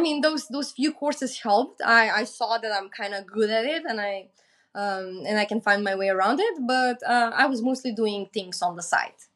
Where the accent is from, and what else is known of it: North Macedonia